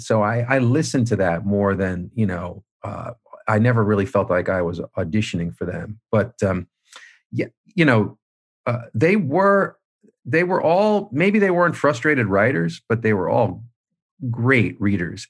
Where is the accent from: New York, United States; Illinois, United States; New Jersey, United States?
New York, United States; Manhasset; moved away; I was running back from Boston down to Manhasset. uh, constantly, you know, interviewing people from my childhood